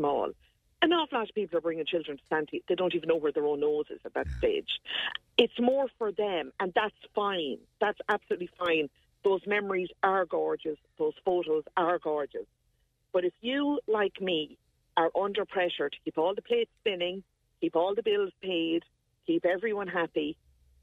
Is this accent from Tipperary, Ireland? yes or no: yes; Bursley, Tipperary, Ireland; over in Bursley, my hometown